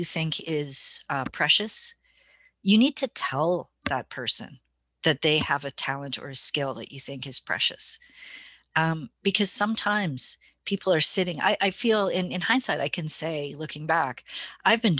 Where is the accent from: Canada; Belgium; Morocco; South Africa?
Canada; Winnipeg, Manitoba; I'm sitting up here in little old Winnipeg, Canada, the belly button of North America, making this documentary film. I was commissioned by our local provincial broadcaster, MTS, to do this project. And that was kind of a kick for me, you know, to receive funding from like a recognized broadcaster to make a film about the pagan community in my hometown